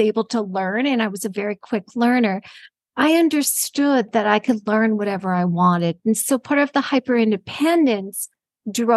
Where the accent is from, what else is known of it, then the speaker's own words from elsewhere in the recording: Los Angeles, California, United States; moved away; I'm originally from California, from Los Angeles